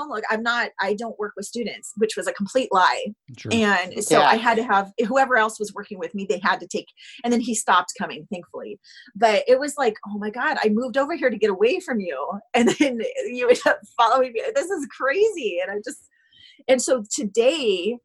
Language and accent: English; Indiana, United States; also born or lived in Kentucky; I'm from the Midwest